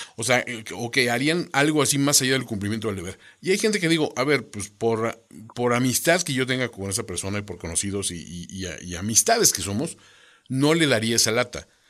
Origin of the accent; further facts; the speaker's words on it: Mexico; como mexicanos